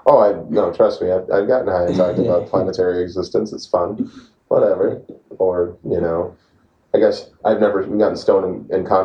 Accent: Brainerd, Minnesota, United States; Brainerd, Minnesota. Oh yeah, you're gonna make fun of my accent. It's crazy. I don't. I don't really have too much of one, but where I'm from, that's actually my hometown area.

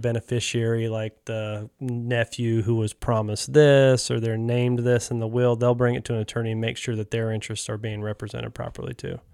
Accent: North Carolina, United States; moved away as an adult; I grew up here in North Carolina

